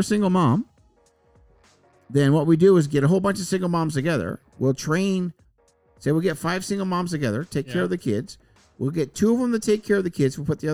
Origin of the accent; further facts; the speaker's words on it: Newfoundland and Labrador, Canada; I grew up in Newfoundland, and the fishermen work in the summer